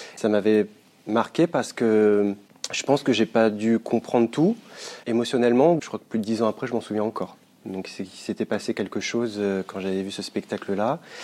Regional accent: Caen, Normandy, France; chez nous à Caen

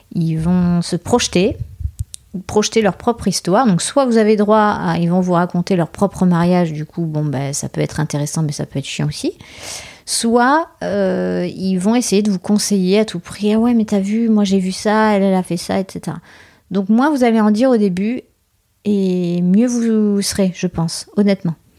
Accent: Bordeaux, Nouvelle-Aquitaine, France; nous, on est de Bordeaux

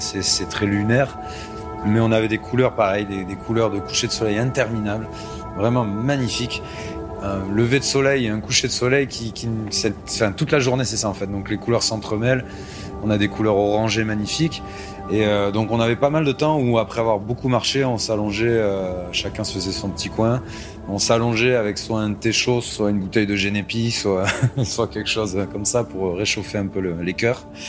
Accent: Anglet, Nouvelle-Aquitaine, France; sur la côte de chez moi, au Pays Basque, euh, sur Anglette

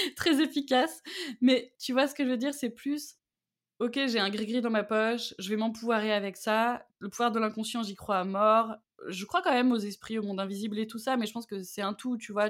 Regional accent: Auvergne-Rhône-Alpes, France; je viens d'Auvergne.

